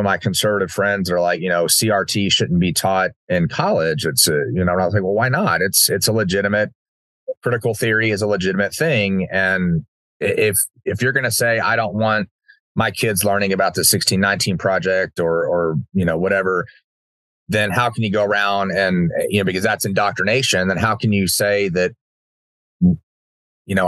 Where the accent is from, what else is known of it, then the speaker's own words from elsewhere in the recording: Uvalde, Texas, United States; growing up in Uvalde